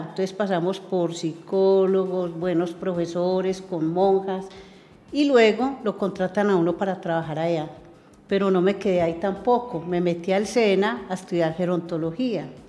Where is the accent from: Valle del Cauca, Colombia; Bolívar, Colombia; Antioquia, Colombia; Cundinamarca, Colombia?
Antioquia, Colombia; Medellín; el pueblito pequeño donde yo nací